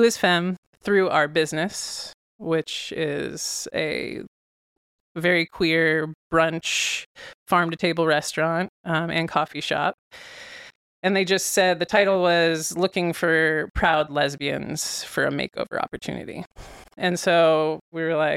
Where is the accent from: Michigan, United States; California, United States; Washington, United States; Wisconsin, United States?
California, United States; San Carlos; I grew up in the Bay Area.